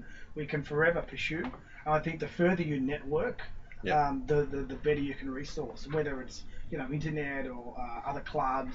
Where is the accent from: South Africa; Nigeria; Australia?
Australia; Echuca, Victoria; also born or lived in Rochester; I grew up in Echuca